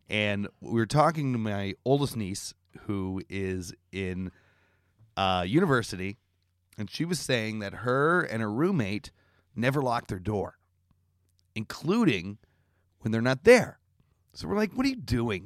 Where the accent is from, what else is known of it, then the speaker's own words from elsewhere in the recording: Canada; moved away; I'm Canadian.